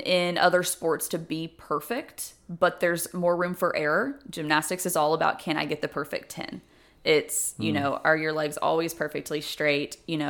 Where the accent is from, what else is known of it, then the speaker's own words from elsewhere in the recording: Germantown, Tennessee, United States; No, I'm from Memphis, Tennessee.